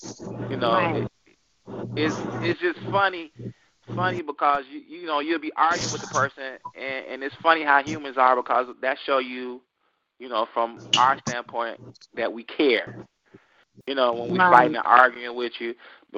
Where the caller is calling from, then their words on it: Chicago, Illinois, United States; I'm calling from Chicago, Illinois.